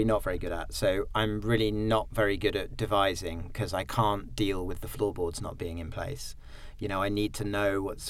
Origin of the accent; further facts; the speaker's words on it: Sussex, near Tunbridge Wells, South East England, United Kingdom; I grew up in Sussex, near Tunbridge Wells, in a sort of weird middle-class, white, very sort of privileged, classic middle-class upbringing in Southeast England